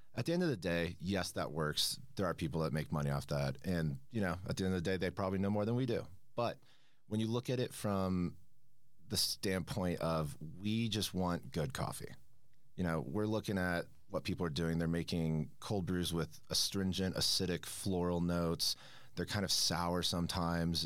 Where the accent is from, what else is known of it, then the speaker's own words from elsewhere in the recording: Manhattan Beach, California, United States; moved away as an adult; now in Denver, United States; I'm from Manhattan Beach, California, uh, just outside Los Angeles